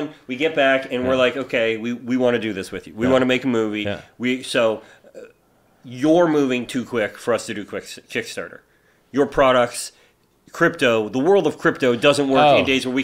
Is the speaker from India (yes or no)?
no; Canada; I'm Canadian